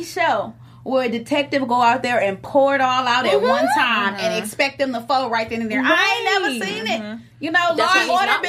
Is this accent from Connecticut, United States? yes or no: no; Detroit, Michigan, United States; I'm from Detroit.